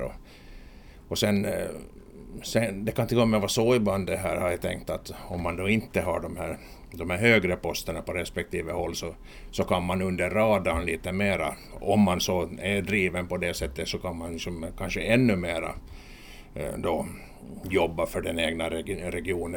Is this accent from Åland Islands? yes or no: yes; Kumlinge, Åland Islands; min, min hembygd, hemkommun och min hembygd speciellt